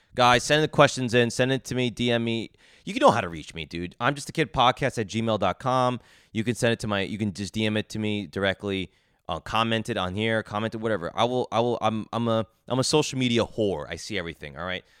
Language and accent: English; Edison, New Jersey, United States; moved away as an adult; now in New York City, United States; I grew up in Edison, New Jersey. I was there all twenty-two years, twenty-three years, then moved to New York City.